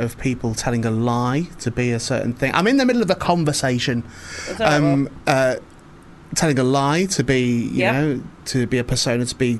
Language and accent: English; St Helens, North West England, United Kingdom; also born or lived in Warrington; Mate, St Helens.